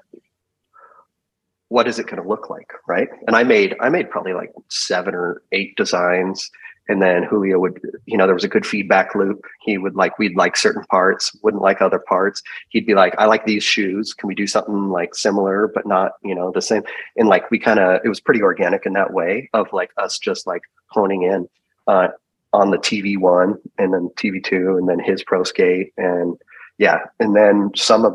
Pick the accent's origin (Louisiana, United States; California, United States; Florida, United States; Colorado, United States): California, United States; I'm from California. I have three brothers. I'm really close with my family.